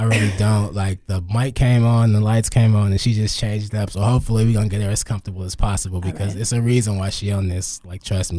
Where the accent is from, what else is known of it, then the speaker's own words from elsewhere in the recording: Los Angeles, California, United States; I'm from Los Angeles, California.